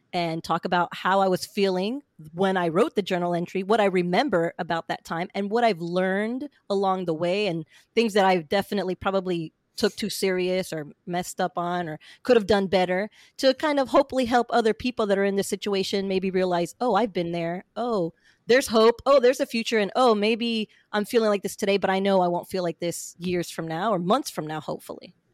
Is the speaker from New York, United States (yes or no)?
no; central Florida, United States; also born or lived in Pennsylvania; I grew up basically in Florida, central Florida